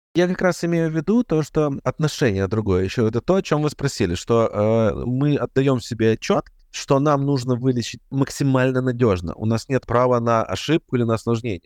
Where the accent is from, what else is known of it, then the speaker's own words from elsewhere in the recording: Ukraine; я, как и все украинцы